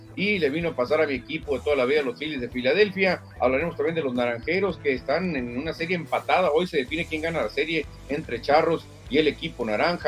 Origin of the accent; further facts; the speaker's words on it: Sonora, Mexico; yo también soy sonorense